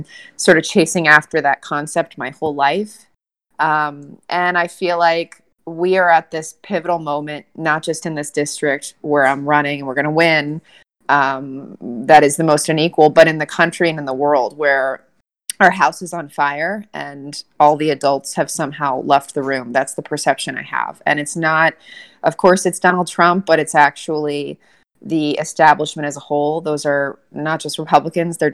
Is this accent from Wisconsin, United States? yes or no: no; Southern California, United States; now in New York, United States; growing up in Southern California, daughter of a Marine